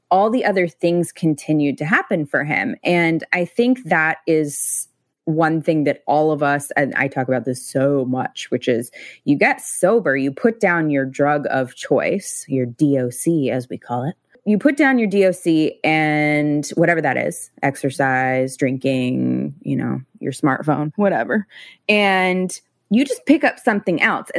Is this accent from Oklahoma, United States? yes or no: no; coastal California, United States; I grew up here